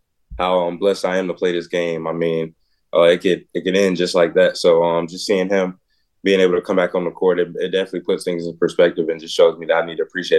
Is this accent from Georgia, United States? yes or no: yes; Fairburn, Georgia, United States; also born or lived in Pasco, Washington / South Carolina / Ottawa, Tennessee; So I was born in Washington, Pasco, Washington, moved to South Carolina. That's where a majority of my family's from. Then we moved to Ottawa, Tennessee. It's probably like 30 minutes from Chattanooga. And then I moved to Atlanta, Fairburn.